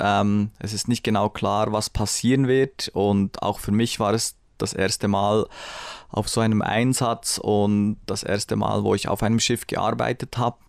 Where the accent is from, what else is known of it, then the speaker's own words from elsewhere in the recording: Bern, Switzerland; ich bin in Bern aufgewachsen